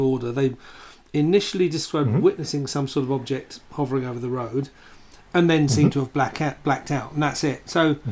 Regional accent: London, United Kingdom; I'm a Londoner

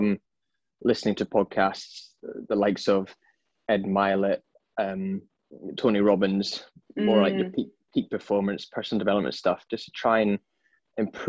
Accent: Edinburgh, Scotland, United Kingdom; moved away as an adult; also born or lived in London; now in Sydney, Australia; So I am originally from Edinburgh and now I'm based in sunny Sydney

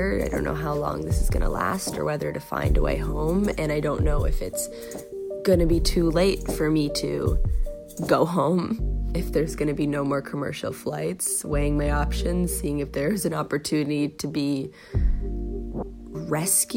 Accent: Canada; I'm from Canada. I'm currently in Germany.

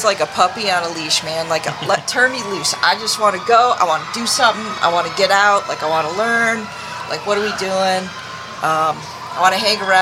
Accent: Wisconsin, United States; moved away as an adult; also born or lived in Michigan; I grew up in Wisconsin

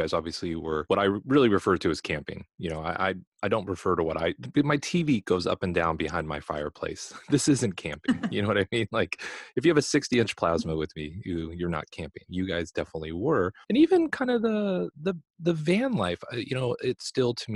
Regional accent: California, United States; moved away as an adult; I'm originally from California. I have probably seen maybe 20% of California when I lived there for almost 40 years

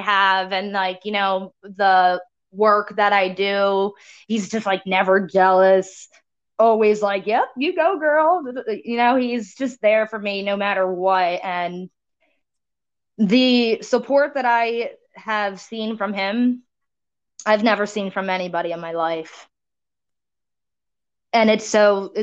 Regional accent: Cape May, New Jersey, United States; the town I grew up in Cape May

